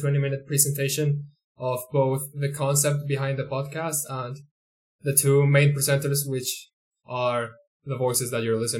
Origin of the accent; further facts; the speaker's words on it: Colombia; first language Spanish; English is a second language; we are from Colombia and we should totally be doing this in Spanish because it's our first language